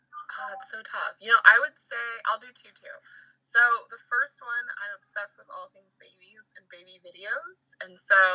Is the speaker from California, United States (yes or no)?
yes; Southern California, United States; I'm from Southern California girl